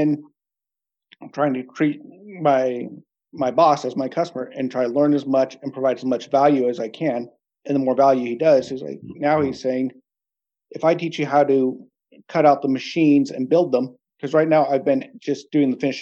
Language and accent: English; California, United States; moved away as an adult; now in Norway; where I grew up in California